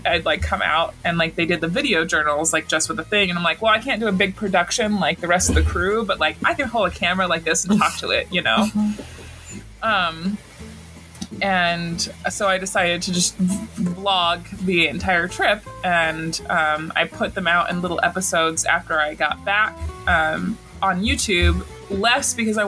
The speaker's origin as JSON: {"language": "English", "region": "Montana", "country": "United States", "said": "I'm from Montana"}